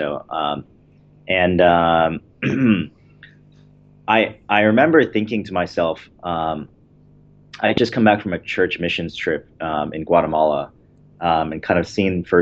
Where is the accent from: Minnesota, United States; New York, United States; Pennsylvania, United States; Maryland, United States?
Maryland, United States; Baltimore; also born or lived in Michigan; I was born in Michigan and then kind of grew up in the Baltimore, D.C. suburbs my entire life